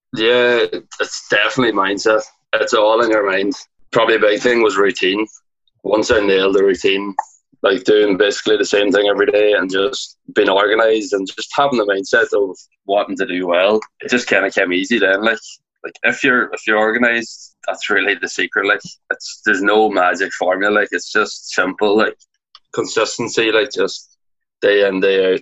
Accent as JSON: {"language": "English", "area": "Donegal", "region": "Ulster", "country": "Ireland", "said": "I'm from Donegal in Ireland. It's like up the northwest, the top of Ireland, just a small little town."}